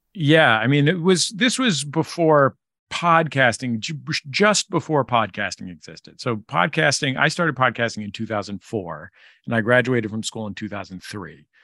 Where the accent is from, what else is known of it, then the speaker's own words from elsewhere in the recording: San Francisco, California, United States; now in Los Angeles, United States; I grew up in San Francisco in the Mission District